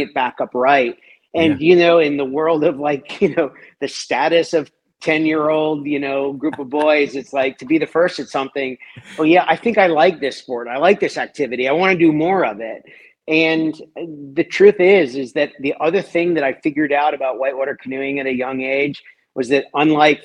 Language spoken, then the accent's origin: English; Washington, District of Columbia, United States; moved away; being born and raised in Washington, D.C., which I was